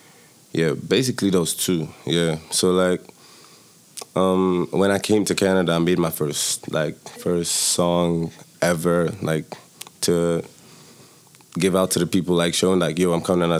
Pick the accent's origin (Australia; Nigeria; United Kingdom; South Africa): Nigeria; I'm from Nigeria.